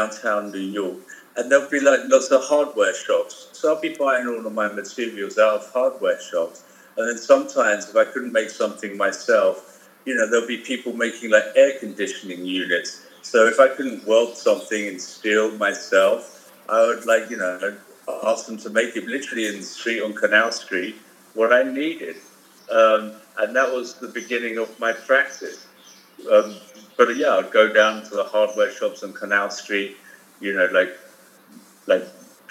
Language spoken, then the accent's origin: English; Essex, East of England, United Kingdom; moved away as an adult; also born or lived in London, United Kingdom; now in Los Angeles, United States; I was born in Essex, England